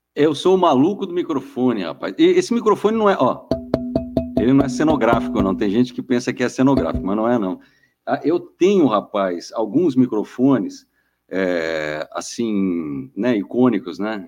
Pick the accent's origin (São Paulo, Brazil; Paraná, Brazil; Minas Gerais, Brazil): São Paulo, Brazil; Guarujá; moved away as an adult; now in São Paulo, Brazil; Eu sou do Guarujá, do litoral eu vim para cá para fazer rádio